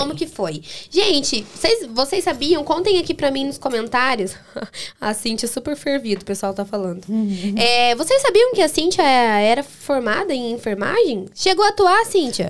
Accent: Baiti, Paraná, Brazil; Baiti é minha terrinha.

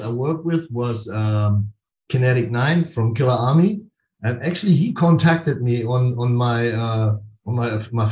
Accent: Philippines; I'm like from the Philippines

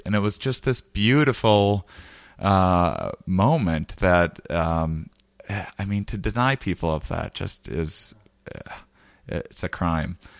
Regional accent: Wisconsin, United States; I'm from Wisconsin

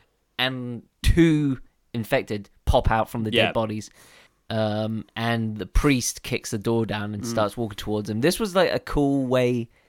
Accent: United Kingdom; Or is that because we're Brits?

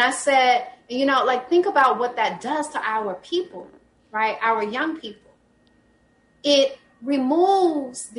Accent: Jackson, Mississippi, United States; also born or lived in Brooklyn, New York; I moved back home to Jackson from New York

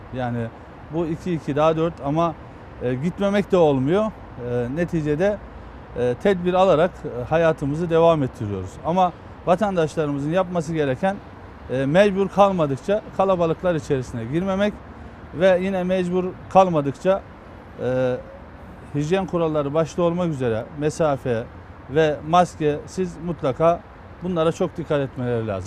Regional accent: Eskişehir, Turkey; moved away; Eskişehir'deydim. Kendi memleketimde bayramda e, Günüzü ilçemizin

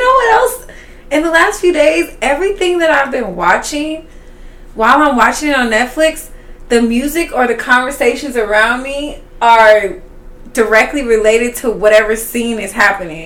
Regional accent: Los Angeles, California, United States; also born or lived in Indianapolis, Indiana; I'm originally from Indianapolis, Indiana, but I grew up in Baldwin Hills. It's been my home.

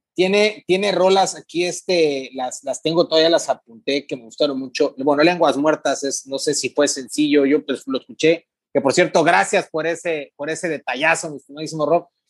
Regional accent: Ciudad Mante, Tamaulipas, Mexico; now in Tampico, Mexico; yo soy de Mante, pero vivo en Tapico

